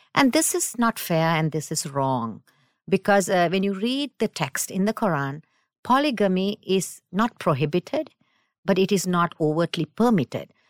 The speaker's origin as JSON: {"language": "English", "country": "Sri Lanka", "moved": "yes", "lives_now": "United States", "said": "I'm from South, South Asia, Sri Lanka originally"}